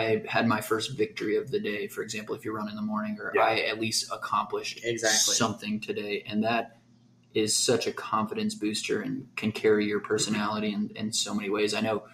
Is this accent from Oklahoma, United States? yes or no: yes; Oklahoma City, Oklahoma, United States; We're from Oklahoma City.